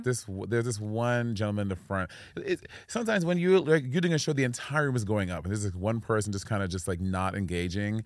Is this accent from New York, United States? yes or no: yes; New York City, New York, United States; moved away as an adult; now in Los Angeles, United States; I'm from New York City in Brooklyn.